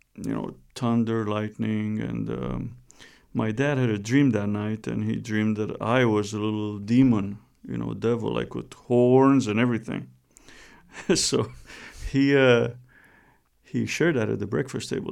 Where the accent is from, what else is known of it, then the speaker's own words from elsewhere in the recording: Romania; moved away; I was born and raised in Romania